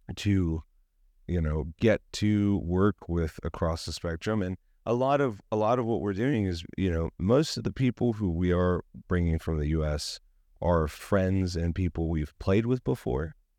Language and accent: English; San Diego, California, United States; We're from San Diego